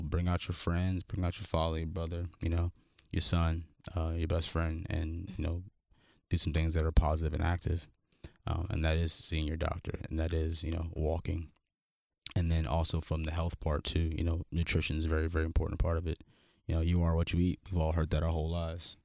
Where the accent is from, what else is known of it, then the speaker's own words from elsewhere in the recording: Los Angeles, California, United States; I'm from Crenshaw, California, like South Central L